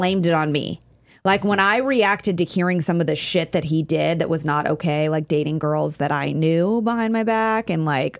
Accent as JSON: {"language": "English", "area": "Bay Area", "region": "California", "country": "United States", "tie": "born or raised there", "said": "I'm from the Bay Area"}